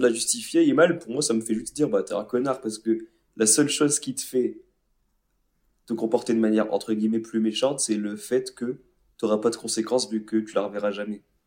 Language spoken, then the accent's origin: French; France; je vais dire français parce qu'on est français